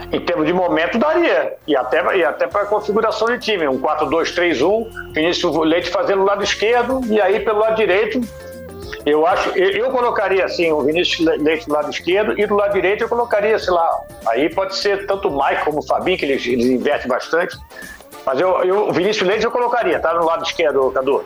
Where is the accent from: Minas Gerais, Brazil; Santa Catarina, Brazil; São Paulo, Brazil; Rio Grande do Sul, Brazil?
Santa Catarina, Brazil; Blumenau; also born or lived in Itajaí; eu também nasci em Blumenau, mas só que eu sou registrado em Itajaí